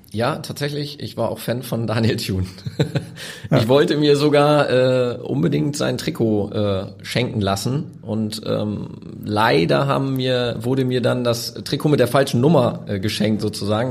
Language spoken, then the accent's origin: German; Osnabrück, Lower Saxony, Germany; now in Hamburg, Germany; ich bin in Osnabrück geboren. Ähm, das ist für mich noch Heimat